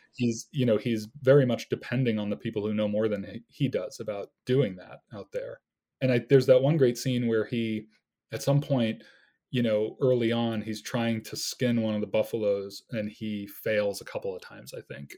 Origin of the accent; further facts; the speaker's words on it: United States; being an American of a certain age